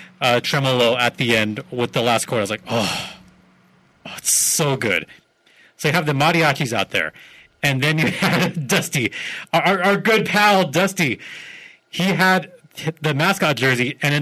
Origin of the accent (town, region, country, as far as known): California, United States; born or raised there